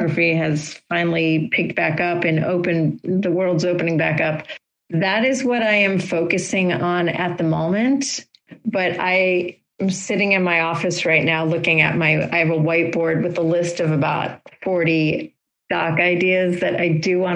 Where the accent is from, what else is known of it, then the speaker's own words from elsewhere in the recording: Florida, United States; moved away; I grew up in Florida and have ties to Florida because my family is there still